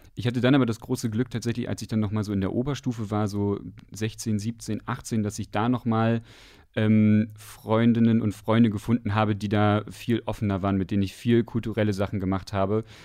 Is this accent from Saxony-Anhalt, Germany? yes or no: yes; Westdorf, Saxony-Anhalt, Germany; ich komme aus dem Dorf in Sachsen-Anhalt. Das heißt Westdorf. Das liegt im Salzlandkreis bei Aschersleben.